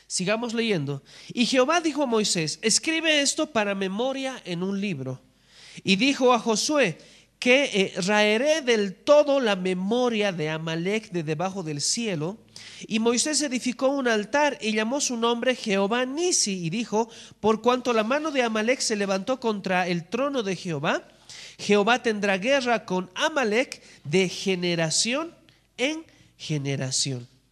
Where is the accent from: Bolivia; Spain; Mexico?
Bolivia; en nuestra nación, en Bolivia